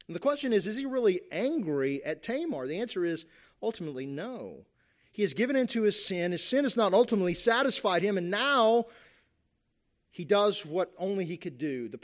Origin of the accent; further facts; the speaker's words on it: Kentucky, United States; You have cultures, the cultures that I grew up in Eastern Kentucky and the Appalachia, right, where still a lot of honor, shame going on there, right?